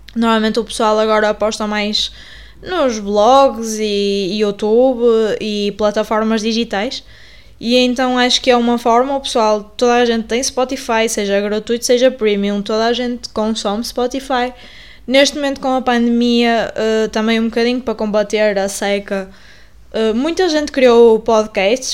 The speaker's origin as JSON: {"language": "Portuguese", "town": "Paredes", "region": "Porto District", "country": "Portugal", "tie": "born or raised there", "said": "eu fui criada em Paredes no Porto"}